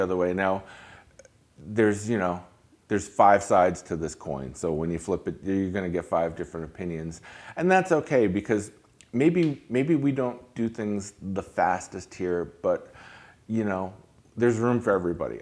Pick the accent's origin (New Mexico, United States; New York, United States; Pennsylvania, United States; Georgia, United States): New York, United States; Hudson Valley; now in Lake Worth, United States; I grew up in New York, I grew up in the Hudson Valley